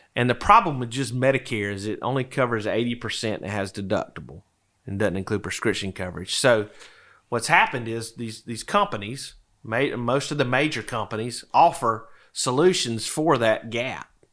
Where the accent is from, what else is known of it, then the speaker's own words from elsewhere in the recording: DeFuniak Springs, Florida, United States; moved away as an adult; also born or lived in Tallahassee, Florida; now in Wake Forest, United States; I'm originally from the Panhandle of Florida. Little town in Walton County, just over the bay from Destin, Defuniac Springs, Florida